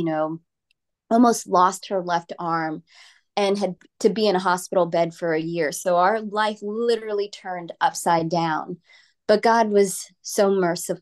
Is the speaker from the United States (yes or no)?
yes; New Jersey, United States; now in Texas, United States; I grew up in New Jersey, and I was part of an Indian Christian family